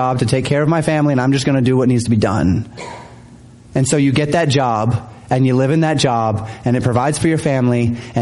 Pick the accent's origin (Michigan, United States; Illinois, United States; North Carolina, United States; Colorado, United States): Colorado, United States; Denver; moved away as an adult; I'm from Denver area in Colorado, and so we're far away from family